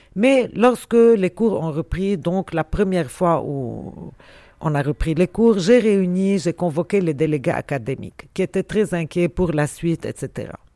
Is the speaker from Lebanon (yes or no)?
yes; Beirut, Beirut Governorate, Lebanon; je suis de nulle part, j'ai grandi à Beyrouth et je suis de Beyrouth finalement